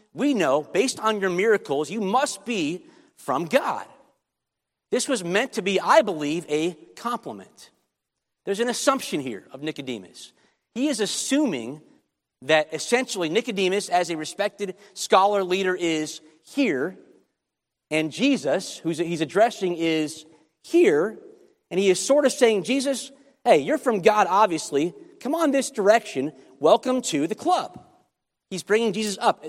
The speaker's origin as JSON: {"language": "English", "town": "Chicago", "region": "Illinois", "country": "United States", "tie": "born or raised there", "said": "I grew up in Chicago"}